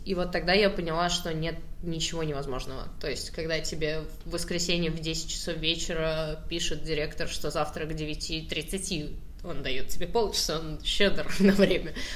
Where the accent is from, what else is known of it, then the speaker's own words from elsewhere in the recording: Saratov, Saratov Oblast, Russia; я просто из Саратова